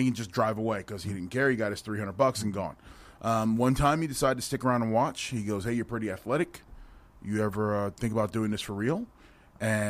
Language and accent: English; New Jersey, United States; now in Las Vegas, United States; I was born and raised in New Jersey